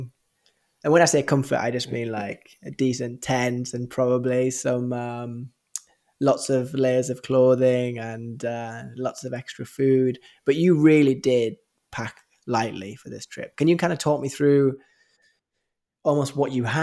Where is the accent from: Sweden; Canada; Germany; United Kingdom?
United Kingdom; England; it's very different growing up in England